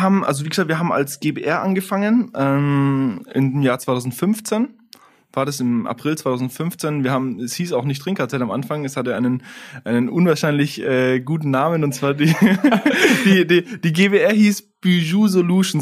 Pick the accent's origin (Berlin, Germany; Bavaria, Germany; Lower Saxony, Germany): Bavaria, Germany; Lauf an der Pegnitz; also born or lived in Italy; Wir kommen beide aus Lauf, sind da im COT auch auf die Schule gegangen